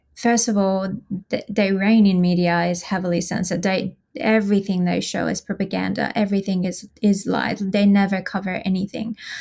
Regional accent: Tehran, Tehran Province, Iran; moved away as an adult; now in Australia; I was born and raised in Iran, um, in Tehran, and I moved to Australia when I was twenty-two.

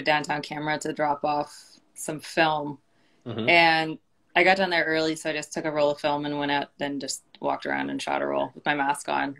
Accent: United States; now in Toronto, Canada; Growing up in America

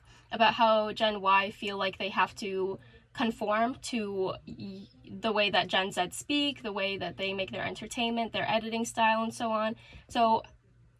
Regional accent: Toronto, Ontario, Canada; I'm Canadian. I'm from Toronto, the very overrated city

